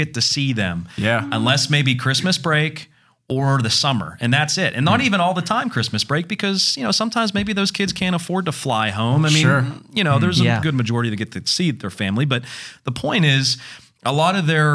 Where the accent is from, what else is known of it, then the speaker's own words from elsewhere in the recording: Westmoreland County, Pennsylvania, United States; also born or lived in Pittsburgh; I live in Westmoreland County. Or I'm from Westmoreland County.